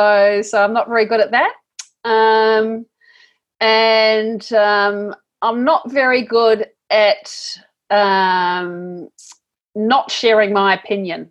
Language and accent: English; New Zealand; I am a New Zealander